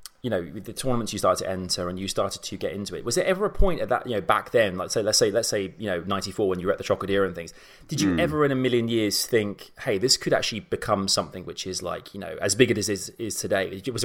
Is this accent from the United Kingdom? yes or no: yes; Reading, South East England, United Kingdom; because growing up, because I came from I'm from Reading originally, so just outside.